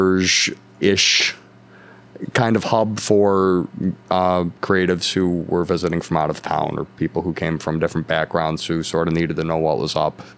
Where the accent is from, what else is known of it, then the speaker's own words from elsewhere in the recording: Buffalo, New York, United States; this is my hometown, and I don't mean any disrespect to my hometown, but I've heard Buffalo described as a black hole before.